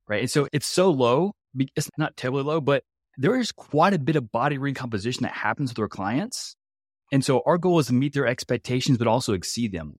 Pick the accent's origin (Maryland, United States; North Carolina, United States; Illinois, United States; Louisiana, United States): Louisiana, United States; also born or lived in Nebraska; I'm actually from Louisiana.